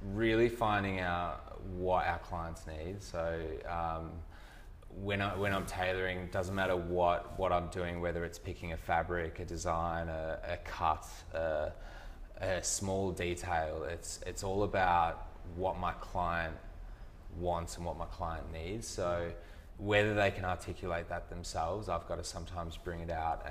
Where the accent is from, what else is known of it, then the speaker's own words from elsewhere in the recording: country Victoria, Australia; moved away; also born or lived in Perth; Country Victoria. So it was in a town called Colburn-Addon, which is 120 people